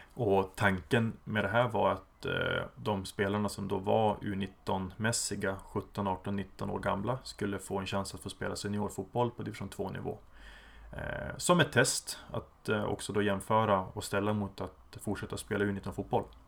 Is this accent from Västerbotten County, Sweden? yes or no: yes; Umeå, Västerbotten County, Sweden; now in Berlin, Germany; född och uppvuxen i Umeå